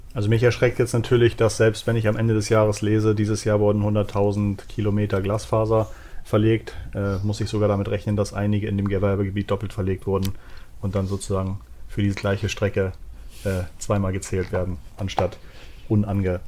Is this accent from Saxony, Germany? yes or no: no; Hamburg, Germany; ich bin aus Hamburg.